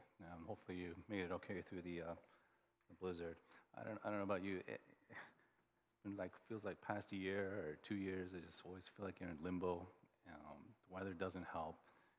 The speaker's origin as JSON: {"language": "English", "region": "Oklahoma", "country": "United States", "tie": "born or raised there", "said": "And growing up in Oklahoma, like, everybody wore boots, cowboy boots."}